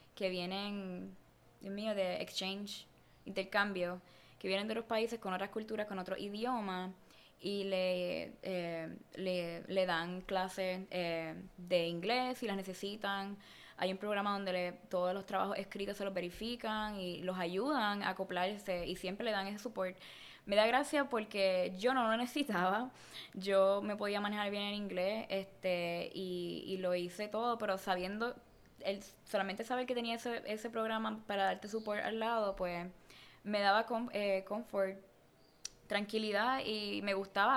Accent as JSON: {"language": "Spanish", "country": "Puerto Rico", "moved": "as an adult", "lives_now": "Los Angeles, United States", "said": "cuando yo me fui de Puerto Rico"}